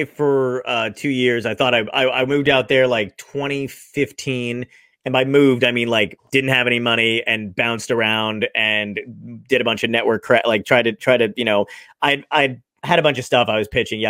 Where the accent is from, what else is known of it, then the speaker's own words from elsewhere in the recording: Toms River, New Jersey, United States; also born or lived in Brooklyn, New York; I grew up. 20 minutes away from Point Pleasant. I lived in Toms River. I lived 10 minutes from Seaside Heights.